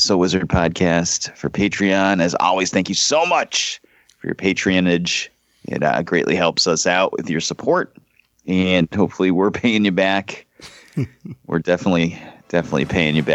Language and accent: English; New England, United States; So we all grew up in this area.